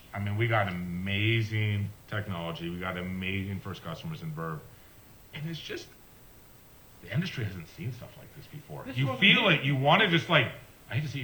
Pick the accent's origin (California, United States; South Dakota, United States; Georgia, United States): California, United States; East Bay; moved away as an adult; now in Santa Cruz, United States; I grew up in the East Bay.